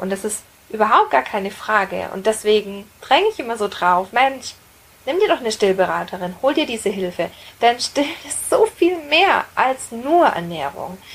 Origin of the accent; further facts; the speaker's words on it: Roth, Bavaria, Germany; Ich bin in der Stadt aufgewachsen, in einem kleinen Städtchen in Bayern, in Rot